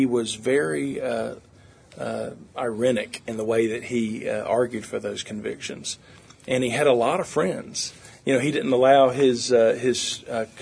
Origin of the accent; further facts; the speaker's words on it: Pensacola, Florida, United States; now in Nashville, United States; I'm from Pensacola, Florida, down on the sunny Gulf Coast